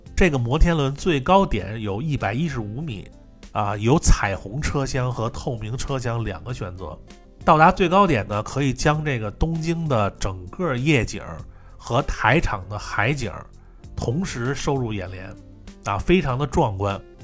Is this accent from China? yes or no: yes; China; 我们是中国人啊，第一次来日本